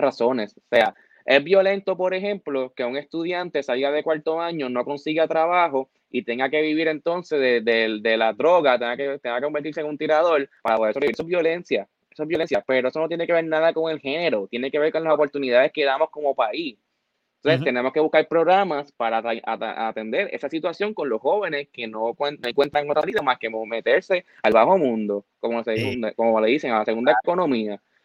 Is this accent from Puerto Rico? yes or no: yes; Puerto Rico; Y aquí a los puertorriqueños y puertorriqueñas no nos interesa